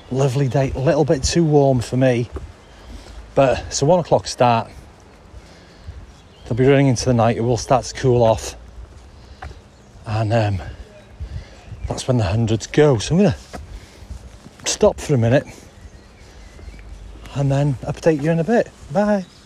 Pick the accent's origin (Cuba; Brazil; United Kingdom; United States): United Kingdom; Brecon, Wales; I'm from Brecon.